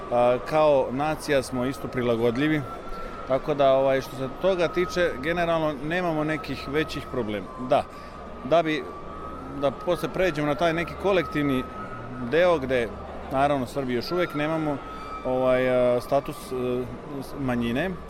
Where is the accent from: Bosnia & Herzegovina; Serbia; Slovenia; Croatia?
Slovenia; also born or lived in Koper; ja sam rođen u Sloveniji. Ja sam, tako reći, ta prva generacija